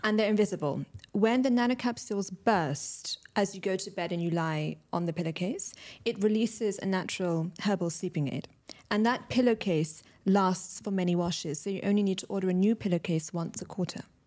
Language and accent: English; London, United Kingdom; moved away as an adult; now in Dubai, United Arab Emirates; I'm British Pakistani, born and raised in London, recently moved to Dubai last year